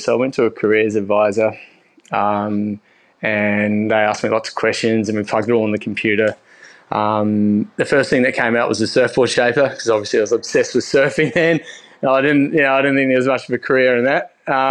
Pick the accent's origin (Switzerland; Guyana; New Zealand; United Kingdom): New Zealand; Winton, Southland; also born or lived in Dunedin; So I grew up in New Zealand, right down the bottom, in a little like semi-rural town called Winton. I lived there till I was 16, and then I moved to Dunedin in New Zealand still